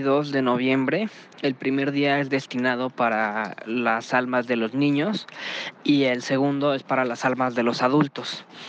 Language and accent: Spanish; Mexico; tenemos nosotros como mexicanos